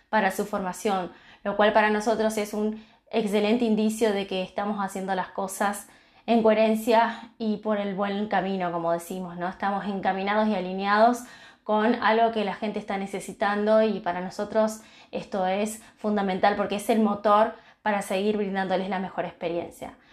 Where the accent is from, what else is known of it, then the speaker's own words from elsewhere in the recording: Lanús, Buenos Aires Province, Argentina; soy de Lanús, zona sur del Gran Buenos Aires.